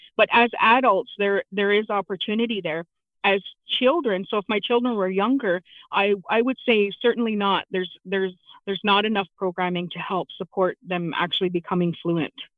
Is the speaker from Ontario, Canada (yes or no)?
yes; London, Ontario, Canada; also born or lived in Chippewa of the Thames First Nation, Ontario; I am from Chippewa, the Thames, and I I was uh, I grew up in London in the city